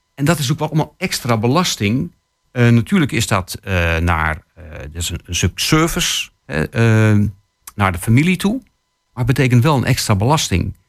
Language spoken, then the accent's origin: Dutch; Netherlands; wij als Nederlanders